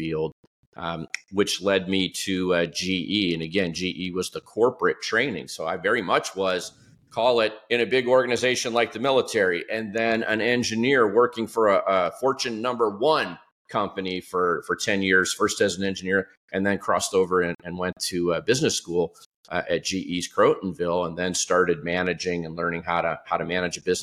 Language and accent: English; Detroit, Michigan, United States; moved away; I grew up just outside of Detroit in the late 1960s through the 1970s.